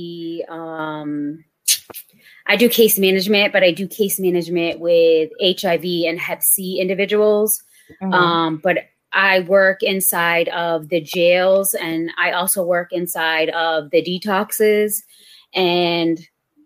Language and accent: English; New Bedford, Massachusetts, United States; I am from New Bedford